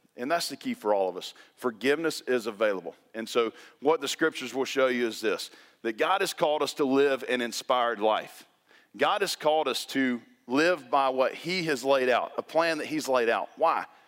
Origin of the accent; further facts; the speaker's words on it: the South, United States; when you're born and raised in the South, You went to Tequila High School.